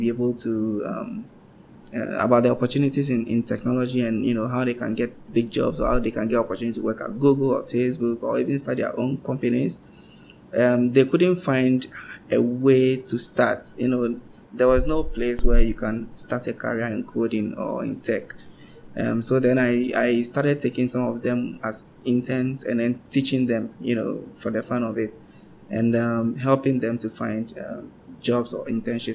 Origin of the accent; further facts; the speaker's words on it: Accra, Greater Accra, Ghana; I'm from Accra, uh-huh, in Ghana, which is the capital, and it's by the seaside.